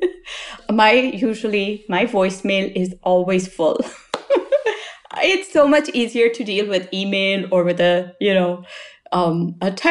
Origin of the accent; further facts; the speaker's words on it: Lahore, Punjab, Pakistan; now in United States; I had as a young child growing up in Lahore, in my grandparents' house